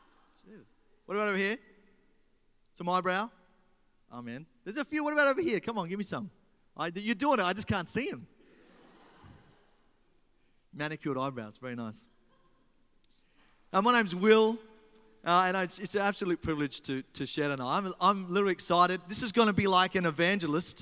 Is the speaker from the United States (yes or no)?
no; Australia; in Australia, we do like this.